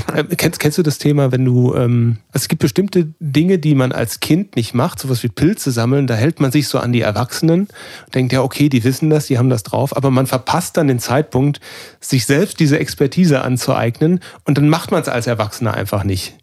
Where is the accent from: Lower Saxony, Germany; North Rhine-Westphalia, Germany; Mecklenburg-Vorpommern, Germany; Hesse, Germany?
North Rhine-Westphalia, Germany; Cologne; das heißt Kölsch, da wo ich herkomme